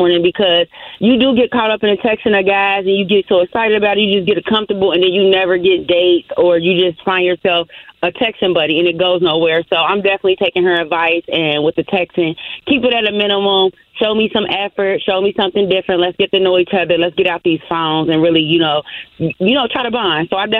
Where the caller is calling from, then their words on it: Cincinnati, Ohio, United States; I'm coming from Cincinnati.